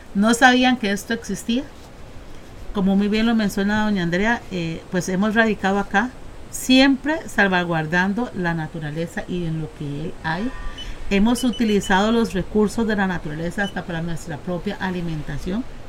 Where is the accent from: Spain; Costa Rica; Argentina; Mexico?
Costa Rica; como ticos que nosotros somos